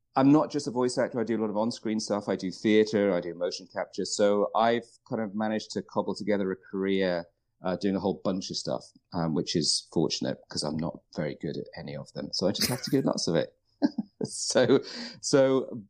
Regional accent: United Kingdom; moved away as an adult; now in Vancouver, Canada; I grew up in the UK, which you can probably guess from my accent.

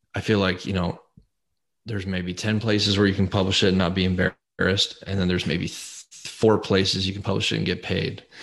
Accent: Colorado, United States; born or raised there

